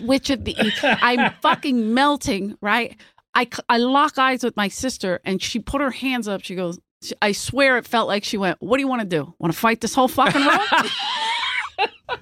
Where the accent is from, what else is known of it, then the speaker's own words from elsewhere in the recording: Philadelphia, Pennsylvania, United States; moved away; I'm from Philly